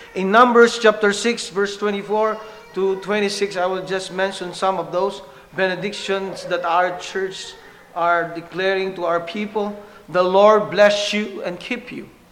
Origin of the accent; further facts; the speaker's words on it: Philippines; English is a second language; our dialects in the Philippines, back in my home country